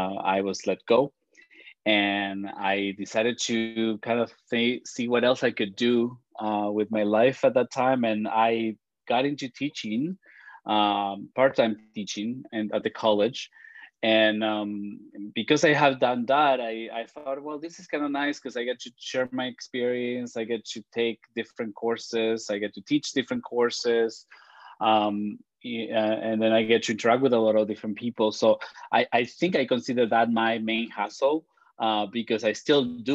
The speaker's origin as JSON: {"language": "English", "country": "Argentina", "tie": "born or raised there", "first_language": "Spanish", "second_language": "English", "moved": "yes", "lives_now": "Toronto, Canada", "said": "I was born in Argentina. My parents were Italian. They came when they were very, very young. And so I don't speak Italian. I speak Spanish. That's why you hear my accent."}